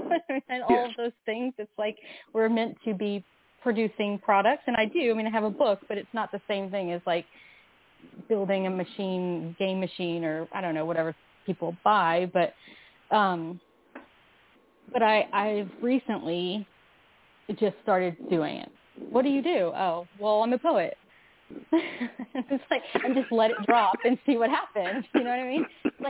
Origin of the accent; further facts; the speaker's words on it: the South, United States; just growing up in the South without, no, there wasn't, I didn't have the internet when I was